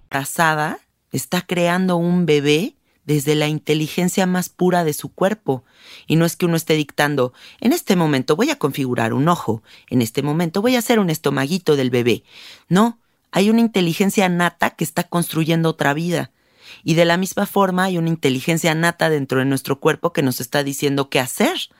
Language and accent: Spanish; Mexico; aquí en México? Porque yo soy mexicana, ¿no? Y hablo por donde yo vivo